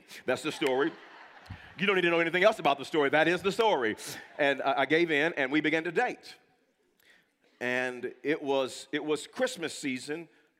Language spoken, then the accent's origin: English; Wewoka, Oklahoma, United States; also born or lived in California; My parents raised me in Wewoka.